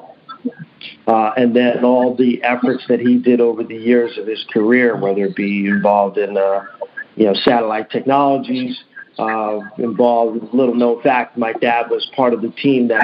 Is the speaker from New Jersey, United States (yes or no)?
yes; Central New Jersey, United States; I grew up in Central New Jersey